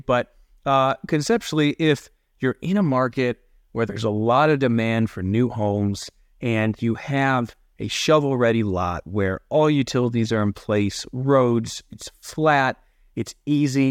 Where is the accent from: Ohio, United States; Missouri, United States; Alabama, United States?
Ohio, United States; now in Colorado, United States; I grew up in Ohio where, again, the Great Lakes right there, Lake Erie